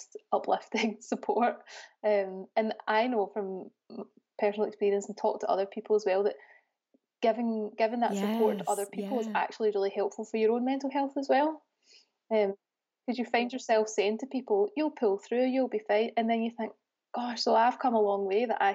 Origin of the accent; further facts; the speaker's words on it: Scotland, United Kingdom; moved away as an adult; now in Birmingham, United Kingdom; I'm originally from Scotland, and I moved to Birmingham in 2016 because my husband got a job here